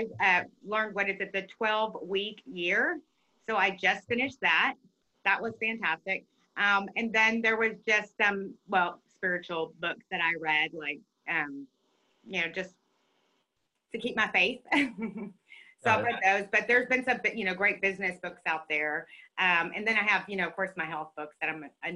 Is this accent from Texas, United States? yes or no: yes; Texas, United States; I'm a Texan